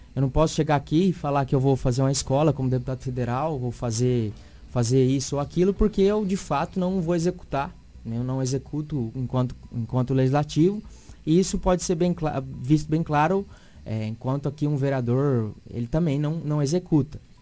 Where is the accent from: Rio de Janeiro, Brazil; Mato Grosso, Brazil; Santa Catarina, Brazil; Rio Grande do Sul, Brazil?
Mato Grosso, Brazil; Sinop; nasci em Sinop